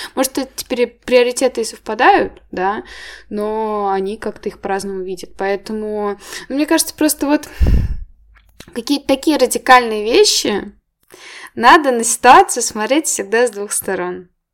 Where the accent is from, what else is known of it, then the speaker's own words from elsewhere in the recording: Moscow, Russia; я родилась в Москве, я в Москве училась